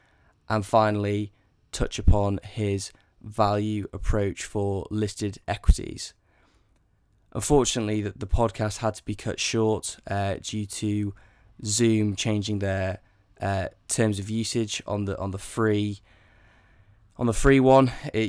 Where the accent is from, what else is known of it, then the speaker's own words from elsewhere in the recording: Yorkshire and the Humber, United Kingdom; moved away as an adult; also born or lived in Bristol; now in London, United Kingdom; I was born and raised in Yorkshire as well. But I went to Bristol Uni back in 2014, and then subsequently moved to London. So unfortunately, I've lost the accent a little bit, but I am a Yorkshire person at heart for sure.